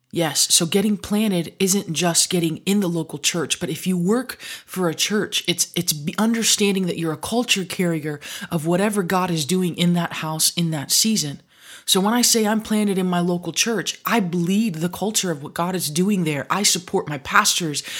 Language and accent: English; Michigan, United States; growing up in Michigan